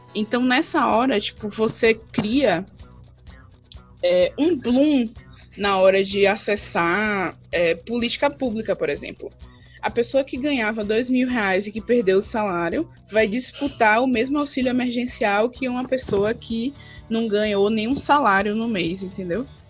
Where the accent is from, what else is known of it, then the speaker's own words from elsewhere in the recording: Valença, Bahia, Brazil; now in Salvador, Brazil; Lá na minha cidade mesmo, no interior de Valença, na Bahia, interior da Bahia